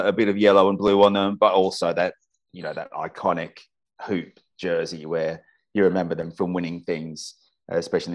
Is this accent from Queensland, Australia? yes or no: yes; Brisbane, Queensland, Australia; my hometown of Brisbane